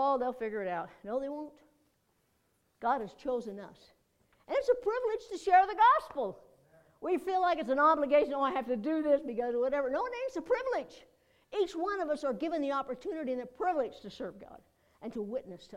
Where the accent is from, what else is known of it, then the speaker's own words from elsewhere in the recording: United States; I'm an American